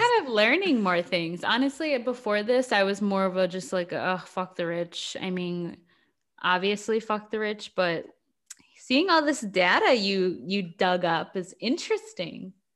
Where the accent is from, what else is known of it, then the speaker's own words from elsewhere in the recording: United States; we are both American and have not occupied, um, outside of America